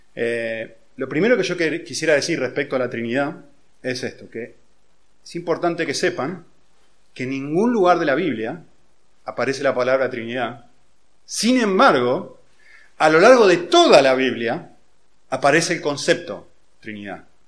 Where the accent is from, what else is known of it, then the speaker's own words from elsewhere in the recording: Argentina; yo nací en Argentina, hace unos cuantos años ya